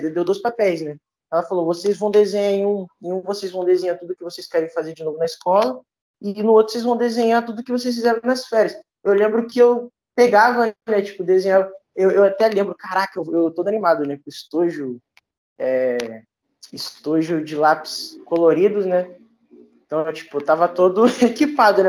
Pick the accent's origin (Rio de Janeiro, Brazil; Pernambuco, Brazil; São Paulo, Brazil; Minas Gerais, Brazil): Rio de Janeiro, Brazil; Duque de Caxias; eu sou aqui da Baixada Fluminense, sou de, de, Duque de Caxias